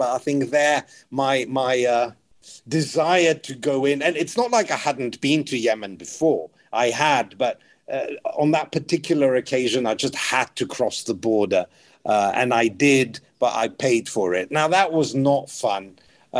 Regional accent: England, United Kingdom; I'm like, "I'm from England, but I love Romania. I think it's a great country."

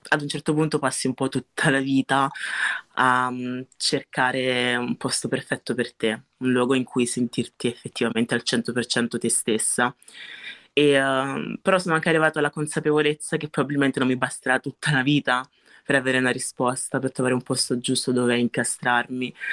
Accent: Italy; La verità è che non posso essere solo italiana perché, perché io sono anche nigeriana, sono anche nigeriana anche solo per background, perché lo sono i miei genitori

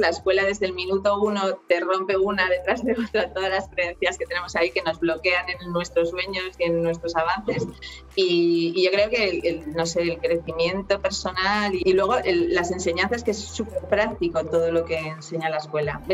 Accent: Oviedo, Asturias, Spain; soy de Oviedo, aquí de España

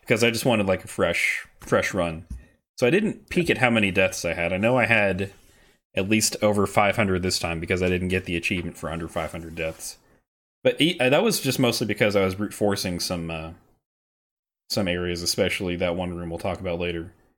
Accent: the South, United States; growing up in the South

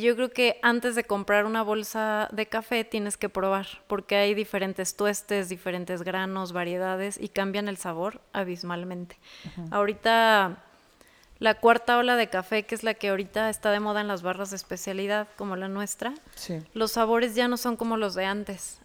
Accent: Jaral del Progreso, Guanajuato, Mexico; also born or lived in Dallas, Texas, United States / Celaya / Querétaro; now in Guanajuato, Mexico; soy de Jaral del Progreso. Nací en Dallas, Texas.

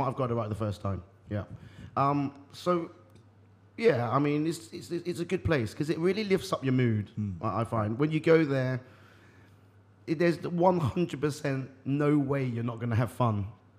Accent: Eastbourne, South East England, United Kingdom; I'm from the south of England.

